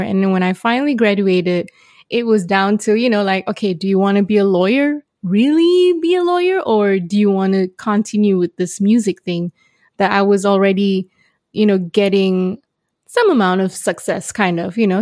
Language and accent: English; Malaysia; growing up in Malaysia, trying to make it into the international music scene